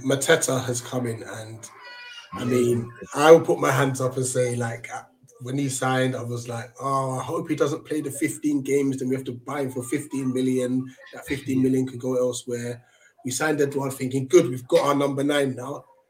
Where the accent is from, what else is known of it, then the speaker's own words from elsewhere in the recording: Ghana; as a Ghanaian myself